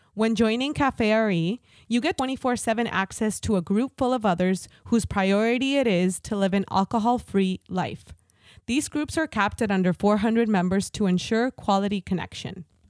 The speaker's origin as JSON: {"language": "English", "country": "Mexico", "moved": "yes", "said": "I'm coming from Mexico"}